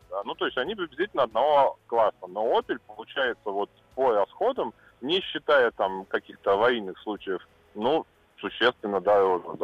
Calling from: Saint Petersburg, Russia; я из Санкт-Петербурга.

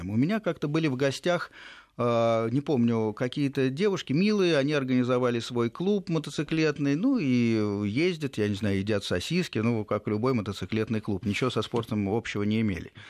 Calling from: Moscow, Russia; Здравствуйте, эм, я из Москвы.

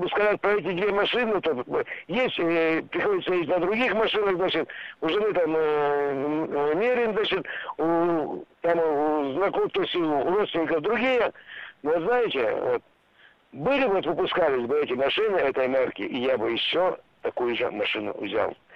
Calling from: Tyumen, Tyumen Oblast, Russia; я Не из Мурманска, а с Тюмени.

